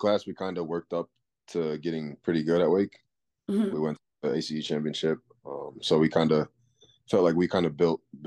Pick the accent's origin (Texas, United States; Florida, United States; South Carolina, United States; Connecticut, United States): Connecticut, United States; moved away as an adult; I'm from Connecticut.